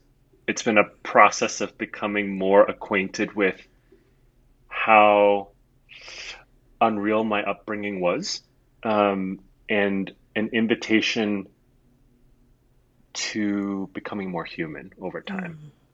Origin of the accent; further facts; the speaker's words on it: Singapore; also born or lived in Hong Kong / Taiwan; what it means to be me is that I grew up in Singapore, Hong Kong, and Taiwan, kind of on these island, city, state nations